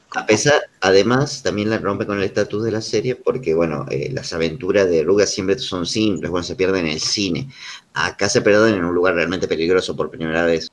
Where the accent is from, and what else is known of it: Argentina